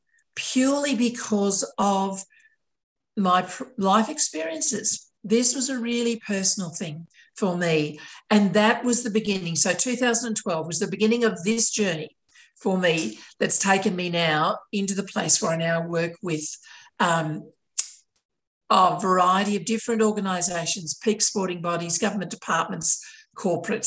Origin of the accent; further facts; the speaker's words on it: Sydney, New South Wales, Australia; My area of Sydney, largely white, very monocultural, very conservative